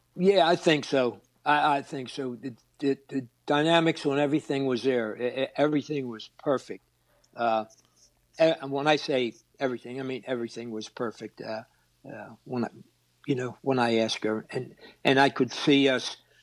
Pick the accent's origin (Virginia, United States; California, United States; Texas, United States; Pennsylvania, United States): Pennsylvania, United States; Philadelphia; born or raised there